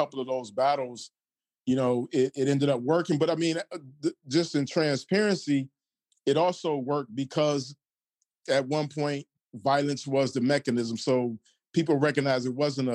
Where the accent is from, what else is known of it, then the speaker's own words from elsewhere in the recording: Detroit, Michigan, United States; I'm from Detroit